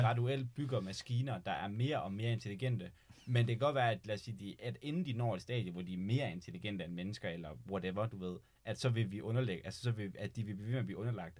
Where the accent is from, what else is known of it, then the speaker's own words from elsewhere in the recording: Denmark; som dansker